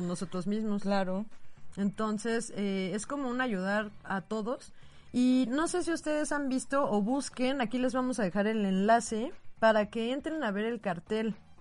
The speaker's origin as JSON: {"language": "Spanish", "country": "Mexico", "said": "somos muchísimos mexicanos"}